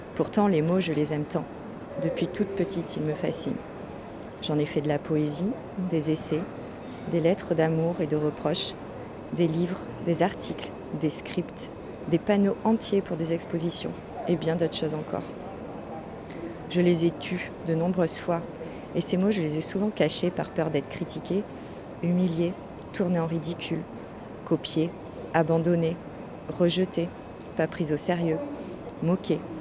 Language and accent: French; France; first language French; moved away as an adult; also born or lived in Australia; j'avais énormément de mal à m'adapter à mon pays natal